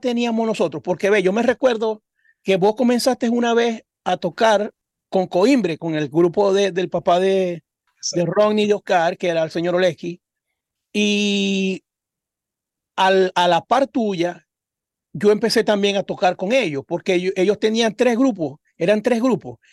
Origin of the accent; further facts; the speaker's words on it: Cabimas, Zulia, Venezuela; moved away; Nosotros somos de Cabimas un, un municipio del estado Zulia